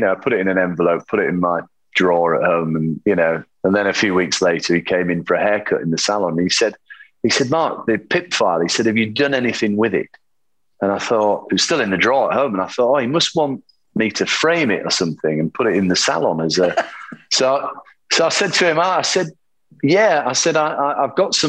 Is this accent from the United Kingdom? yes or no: yes; England, United Kingdom; as English people do, go to the pub and talk about football